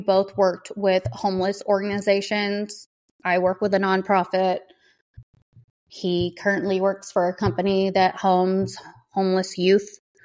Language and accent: English; the South, United States; I grew up in the South